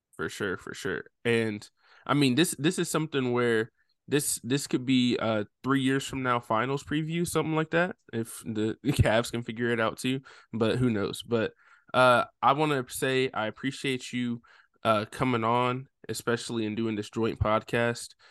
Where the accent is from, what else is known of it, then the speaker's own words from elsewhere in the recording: Nashville, Tennessee, United States; I'm not from Memphis. I grew up right outside of Nashville